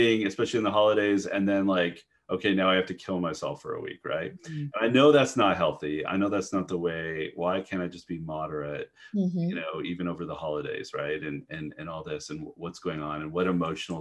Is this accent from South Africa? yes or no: no; Canada; moved away; I'm Canadian originally